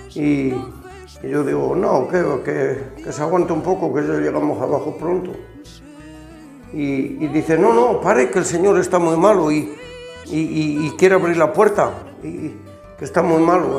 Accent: Ciudad Rodrigo, Castile and León, Spain; born or raised there; moved away as an adult; also born or lived in Germany

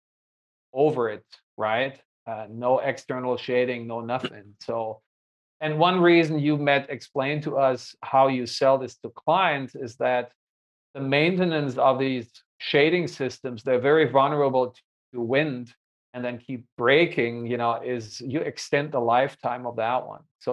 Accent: Hanover, Lower Saxony, Germany; the Nord LB in my hometown

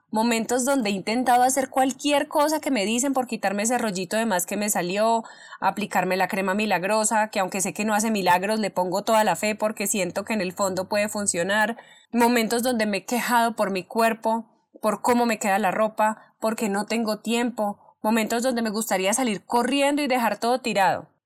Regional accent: Colombia; soy una mujer colombiana

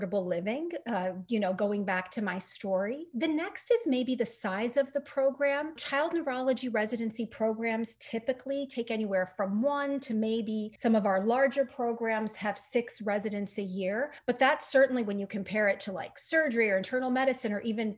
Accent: Jordan; moved away as an adult; I'm from Jordan

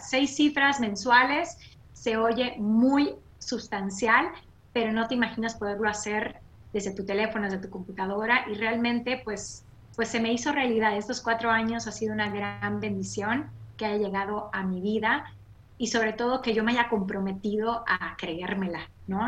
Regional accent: Mérida, Yucatán, Mexico; moved away as an adult; now in United States; yo soy de Mérida, Yucatán, México. Nací y crecí en la Blanca Mérida.

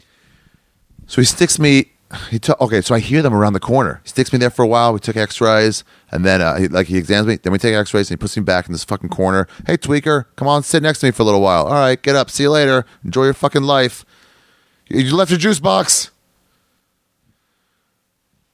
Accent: United States; I'm an American. I'm not from around here

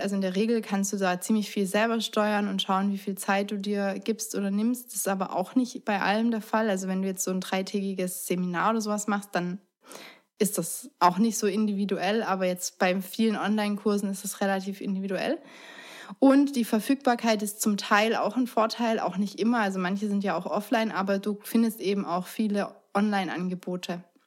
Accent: Germany; now in Stuttgart, Germany; hier bei uns in Deutschland

